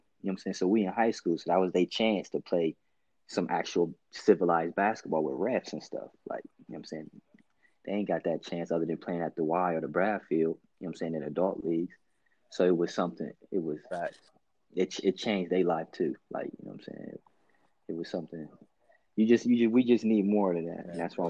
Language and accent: English; United States; So I'm coming from Shawnee, you know what I'm saying, with both parents.